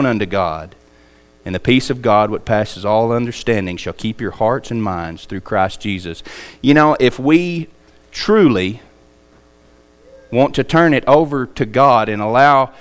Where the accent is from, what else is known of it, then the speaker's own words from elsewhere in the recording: United States; we're an American